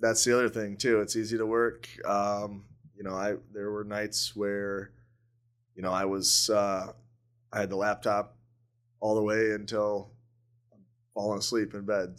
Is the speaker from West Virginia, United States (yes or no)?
no; Newaygo, Michigan, United States; now in Grand Rapids, United States; I grew up north of Grand Rapids in a little town called Nuevo